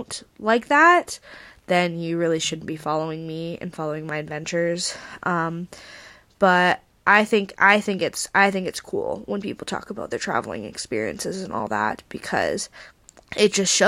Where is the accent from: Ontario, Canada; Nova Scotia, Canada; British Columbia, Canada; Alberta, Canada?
British Columbia, Canada; Vancouver; moved away as an adult; now in Brighton, United Kingdom; I'm Canadian and how I'm in the UK